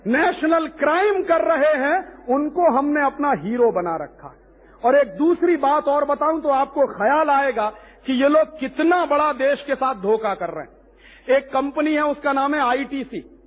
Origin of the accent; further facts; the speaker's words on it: Allahabad, Uttar Pradesh, India; मेरे अपने इलाहाबाद शहर